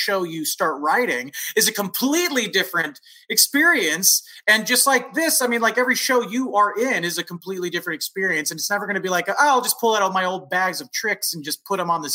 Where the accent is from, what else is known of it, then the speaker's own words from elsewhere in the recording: San Francisco Bay Area, California, United States; moved away as an adult; also born or lived in Los Angeles / New York; I'm from the San Francisco Bay Area